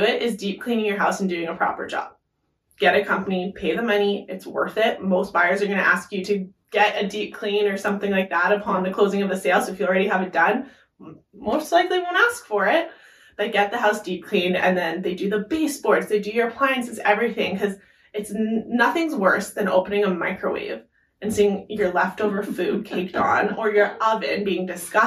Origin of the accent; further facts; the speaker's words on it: Sherwood Park, Alberta, Canada; we are from Sherwood Park.